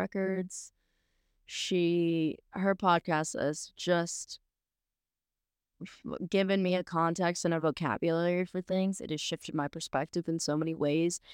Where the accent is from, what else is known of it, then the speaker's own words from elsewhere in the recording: South Louisiana, United States; growing up in South Louisiana, where it's, you know, pretty, pretty Christian